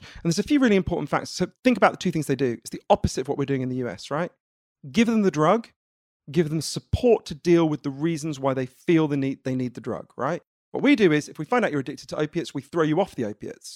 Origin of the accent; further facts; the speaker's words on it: United Kingdom; I'm British.